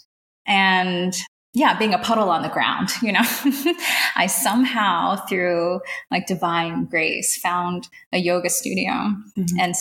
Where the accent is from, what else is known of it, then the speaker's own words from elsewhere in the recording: East Coast, United States; moved away as an adult; also born or lived in Taiwan / Pacifica, California; now in La Honda, United States; we moved back to the East Coast where I went to school